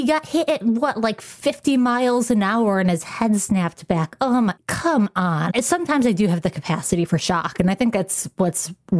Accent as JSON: {"language": "English", "town": "Rochester", "region": "New York", "country": "United States", "tie": "born or raised there", "said": "I'm a lifelong Bills fan. Like, I grew up in Rochester, New York."}